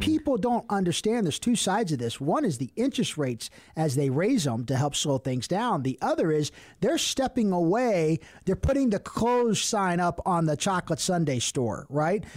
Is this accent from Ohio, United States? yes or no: yes; Cincinnati, Ohio, United States; I'm from Cincinnati